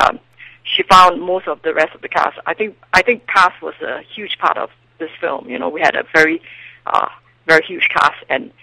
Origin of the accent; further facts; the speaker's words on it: Singapore; moved away as an adult; now in Los Angeles, United States; I'm originally from Singapore